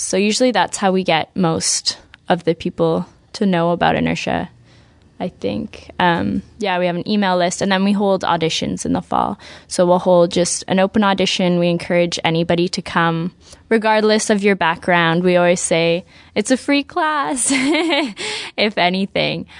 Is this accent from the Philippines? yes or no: no; Vancouver, British Columbia, Canada; moved away as an adult; now in Montreal, Canada; I grew up in Vancouver